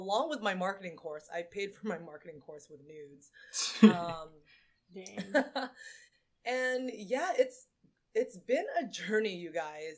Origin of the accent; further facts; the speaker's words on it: Silicon Valley, California, United States; I was born in the Silicon Valley in California